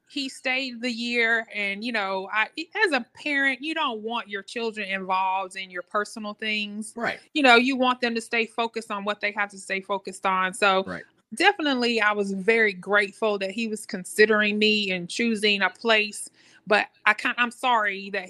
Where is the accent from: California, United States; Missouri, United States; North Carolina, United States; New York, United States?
North Carolina, United States; And so, even though you know we grew up in Duke country